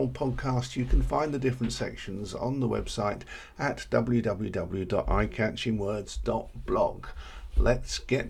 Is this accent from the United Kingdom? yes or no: yes; United Kingdom; we're British.